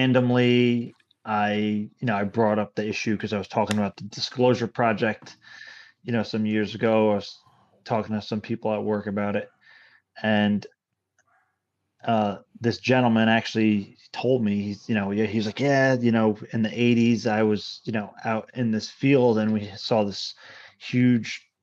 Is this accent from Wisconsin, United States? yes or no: no; Hudson Valley, New York, United States; But the Hudson Valley, you know, I guess I'm fortunate enough to grow up that. I grew up in this area